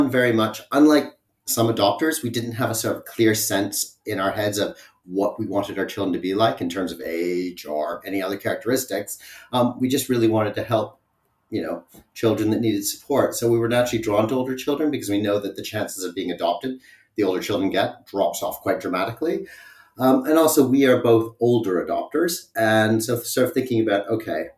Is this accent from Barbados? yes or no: no; Canada; moved away as an adult; now in United Kingdom; So I have come from Canada, and my partner and I met there and then moved to the UK in 2004.